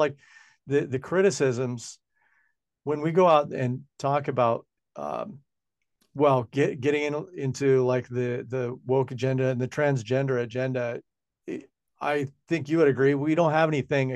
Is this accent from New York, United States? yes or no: no; Washington, United States; now in New Zealand; Washington state, my home state where I come from